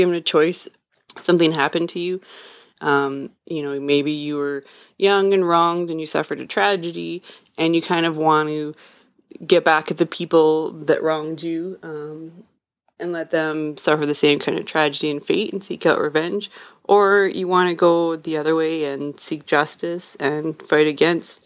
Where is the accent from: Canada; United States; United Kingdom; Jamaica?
Canada; I'm Canadian